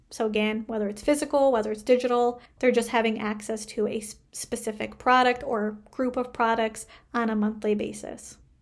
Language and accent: English; Canada; I am a Canadian social worker